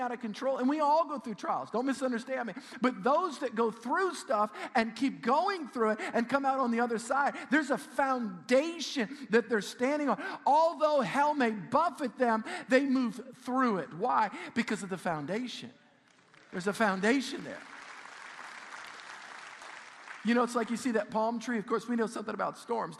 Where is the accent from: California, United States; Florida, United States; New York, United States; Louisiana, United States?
Louisiana, United States; South Shore, South; I grew up on the South Shore